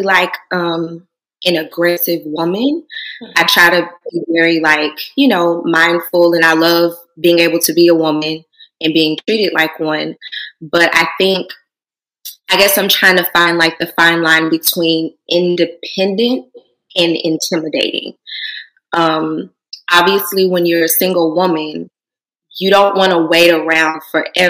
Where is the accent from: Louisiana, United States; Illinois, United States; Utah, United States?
Louisiana, United States; moved away as an adult; now in Houston, United States; originally I'm from Louisiana, small town in Louisiana